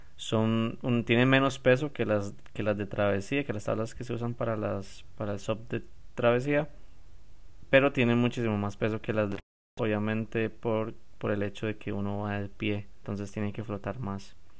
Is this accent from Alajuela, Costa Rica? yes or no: no; San José, Costa Rica; yo soy de San José, yo no, voy no vivo en la playa